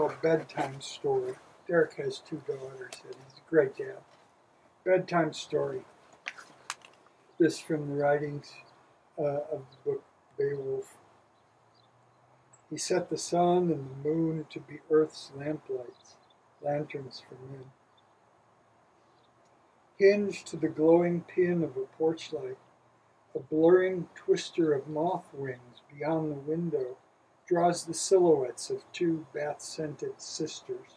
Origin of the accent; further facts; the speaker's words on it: Wisconsin, United States; I grew up in Wisconsin